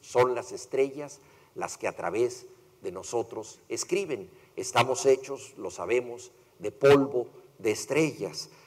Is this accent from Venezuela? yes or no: no; Mexico; yo soy mexicano